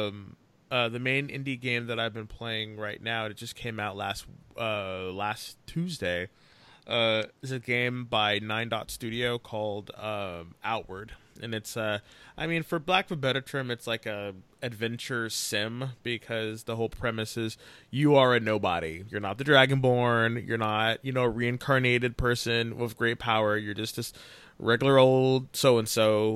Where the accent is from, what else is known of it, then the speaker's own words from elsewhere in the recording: California, United States; we're all from California